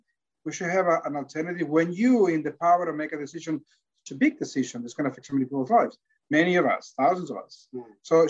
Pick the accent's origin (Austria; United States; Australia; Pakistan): Australia; I come from Victoria, I come from the North Territory, but we're Australians.